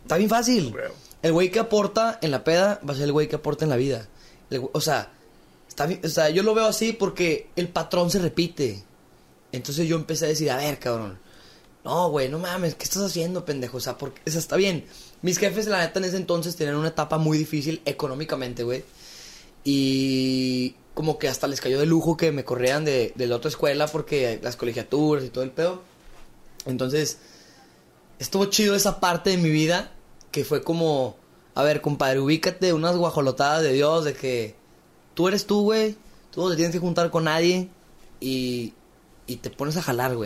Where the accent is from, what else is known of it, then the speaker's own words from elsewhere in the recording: Torreón, Coahuila, Mexico; yo soy lagunero, nací aquí en Torreón, Coahuila